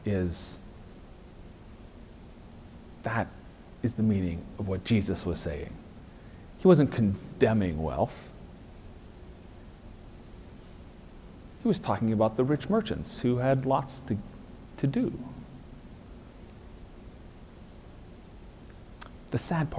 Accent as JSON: {"language": "English", "country": "United States", "said": "He knows we're American."}